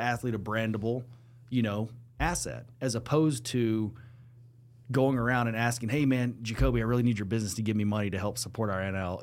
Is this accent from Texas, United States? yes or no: yes; Lubbock, Texas, United States; growing up in Lubbock, Texas